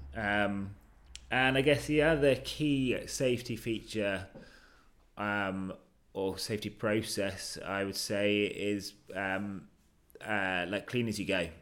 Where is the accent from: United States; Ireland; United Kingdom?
United Kingdom; I'm British